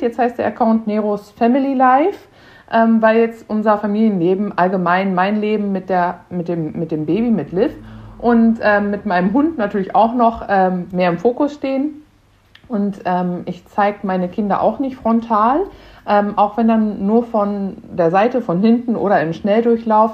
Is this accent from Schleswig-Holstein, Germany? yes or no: no; Münster, North Rhine-Westphalia, Germany; Wir kommen auch hier aus NRW, aus der Ecke, auch aus Münster